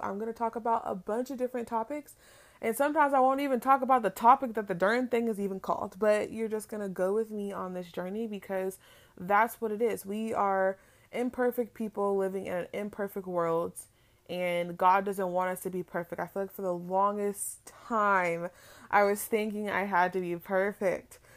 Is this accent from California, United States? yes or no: yes; Palm Springs, California, United States; now in Florida, United States; I am originally from California, from Palm Springs to be exact, but, um, I have reside in Florida way too long